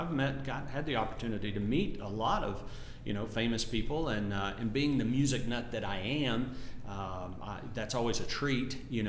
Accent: Texas, United States; moved away as an adult; now in Nashville, United States; growing up in Texas

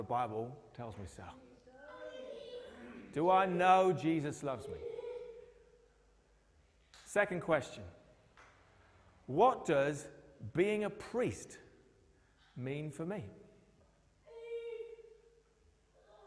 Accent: United Kingdom; we've been a bit like that in the UK

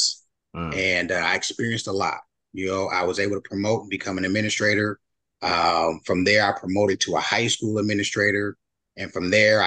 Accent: Union City, California, United States; also born or lived in Oklahoma; We grew up together in Union City, California.

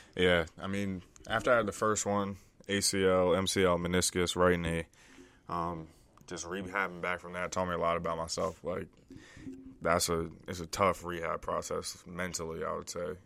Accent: DMV area, United States; also born or lived in Delaware; I was born in Delaware, grew up in the D M V area, D C, Maryland, Virginia area

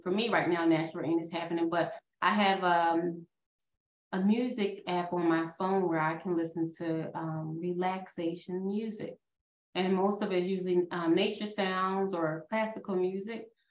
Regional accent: outside of Philadelphia, Pennsylvania, United States; accent: Philadelphia; I grew up outside of Philadelphia. We say water, okay?

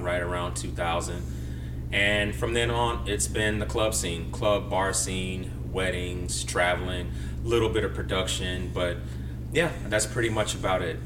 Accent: Chicago, Illinois, United States; I was born and raised in Chicago. I was born on the South Side uh, at Mercy Hospital

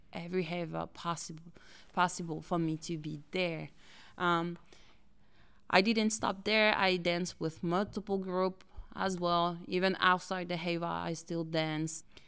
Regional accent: French Polynesia; English is a second language; moved away as an adult; now in United States; I was born and raised in Tahiti by my both parents

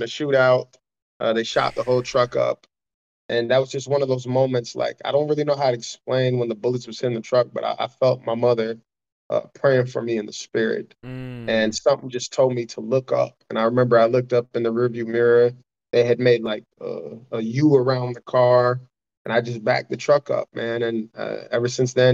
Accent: Chicago, Illinois, United States; I grew up in Chicago poor

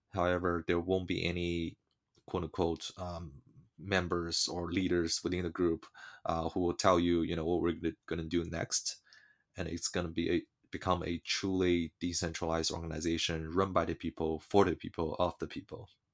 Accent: China; moved away; I was born in China and gr-, growing up in China

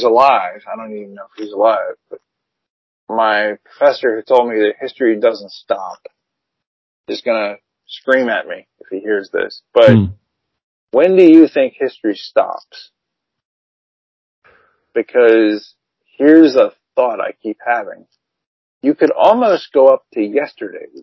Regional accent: United States; I'm an American

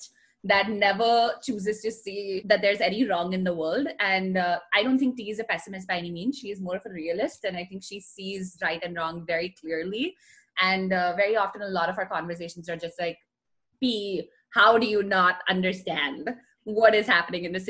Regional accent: India; moved away as an adult; I grew up in India, still very rooted in India

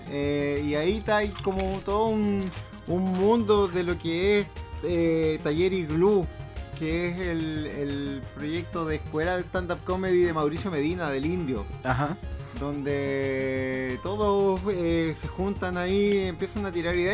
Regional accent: Valparaíso, Chile; also born or lived in Santiago; now in Villa Alemana, Chile; yo soy de acá de Valparaíso eh, y hace un tiempo atrás me vine a vivir a Villa Alemana

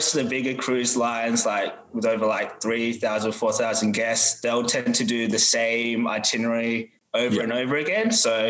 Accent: Perth, Western Australia, Australia; I'm from Perth, so I lived in Perth pretty much like my whole life

